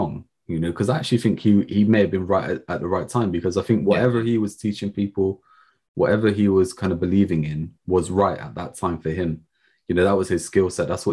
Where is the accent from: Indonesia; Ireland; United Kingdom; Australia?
United Kingdom; England; us being English, you know, being British